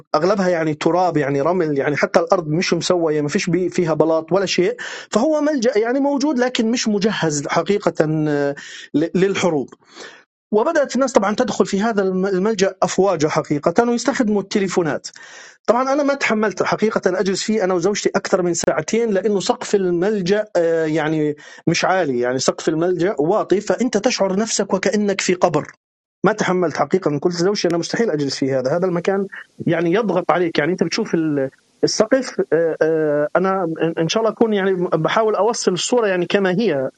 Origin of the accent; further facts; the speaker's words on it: West Bank, Palestine; now in Kyiv, Ukraine; انا طبعا من فلسطين ومتعودين على اصوات اطلاق النار طبعا انا من من الضفه الغربيه